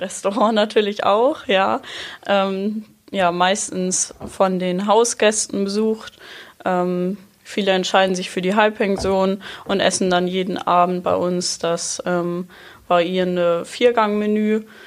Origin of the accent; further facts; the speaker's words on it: near Rendsburg, Schleswig-Holstein, Germany; now in Sylt, Germany; Ich komme aus der Nähe von Rendsburg